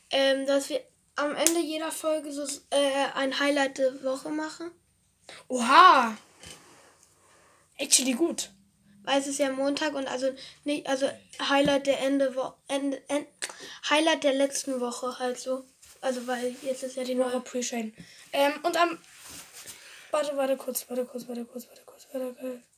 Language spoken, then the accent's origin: German; Cologne, North Rhine-Westphalia, Germany; wir kommen ja auch aus Köln.